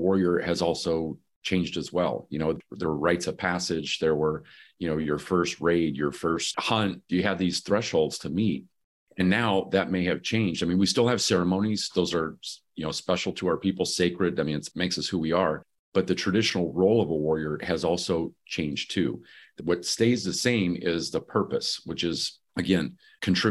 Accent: Michigan, United States; moved away; I'm originally from Michigan

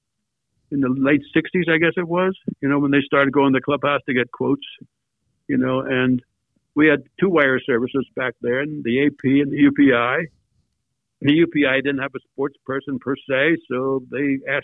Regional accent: near Lebanon Valley College, Pennsylvania, United States; also born or lived in Roxbury; I grew up near Lebanon Valley College

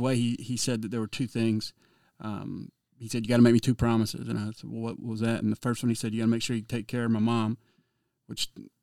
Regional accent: Georgia, United States; moved away; I'm originally from Georgia

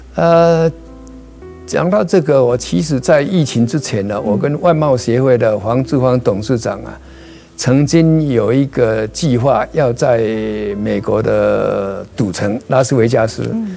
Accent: Changhua County, Taiwan; now in United States; 我是彰化人

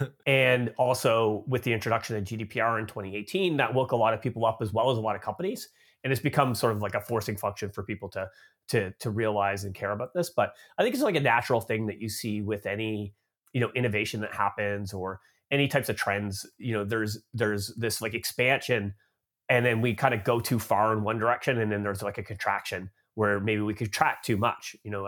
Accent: Canada; moved away as an adult; now in United States; So I grew up in Canada, but I've been living in the United States now for about 13 years. So I guess I'm like an expat from Canada now living in the US.

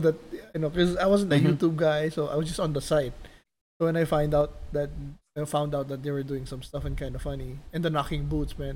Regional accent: Philippines; now in Las Vegas, United States; growing up in the Philippines and then moved to Vegas

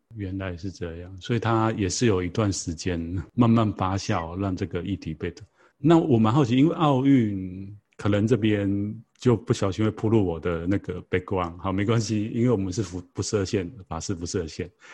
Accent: Taiwan; 从小我们在台湾长大的小孩啊

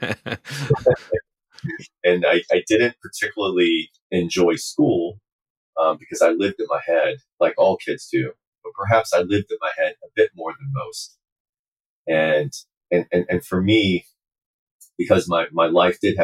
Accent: Uijeongbu, Gyeonggi Province, South Korea; I grew up in South Korea. I grew up in a very small town called Wijeonbu.

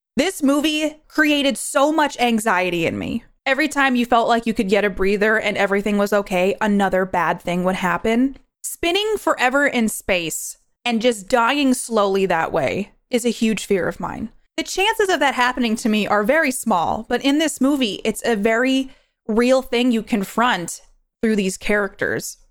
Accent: New York, United States; I'm from New York. I was born and raised there.

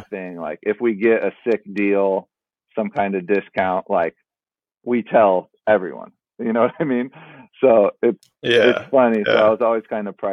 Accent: San Diego, California, United States; I grew up in San Diego

